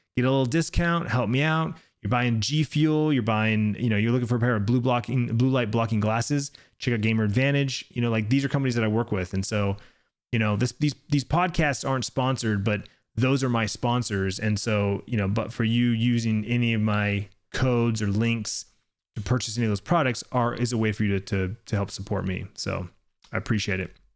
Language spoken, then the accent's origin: English; Arizona, United States; here in my home state